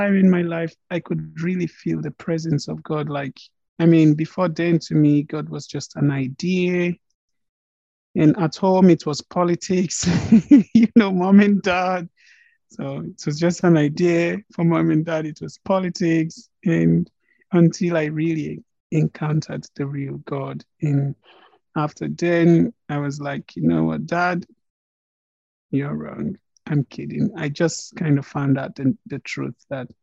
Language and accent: English; Nigeria; now in Prague, Czech Republic; I'm a Nigerian. I was born somewhere in Nigeria